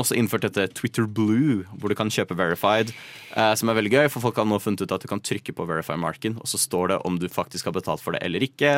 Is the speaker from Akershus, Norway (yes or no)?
yes; Nittedal, Akershus, Norway; born or raised there